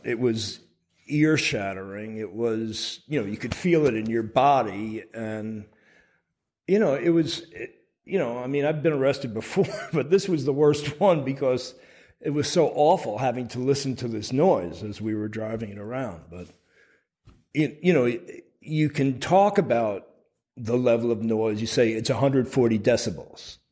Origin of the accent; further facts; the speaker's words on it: Burlington, Vermont, United States; I was working with a local organization in uh, my hometown of Burlington, Vermont